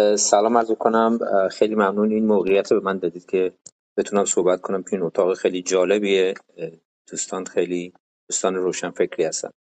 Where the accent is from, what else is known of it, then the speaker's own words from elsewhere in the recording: Iran; now in United States; من تو دفترم من تنها ایرانی هستم